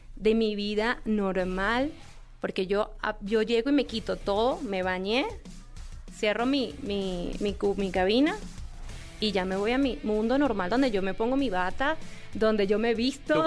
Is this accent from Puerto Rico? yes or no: no; Venezuela; yo soy venezolana